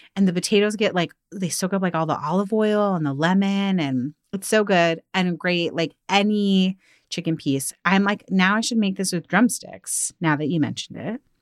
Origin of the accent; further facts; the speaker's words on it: outside of Seattle, Washington, United States; growing up outside of Seattle